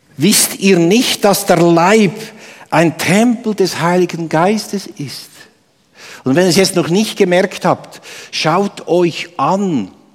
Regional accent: Obwalden, Switzerland; moved away; im Kanton Obwalden, wo ich herkomme

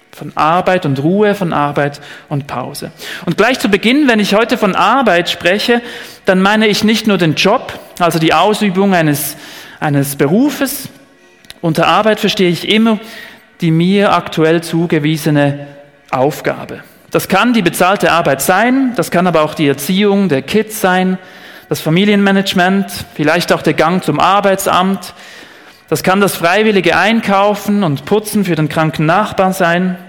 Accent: Switzerland; hier bei uns in der Schweiz

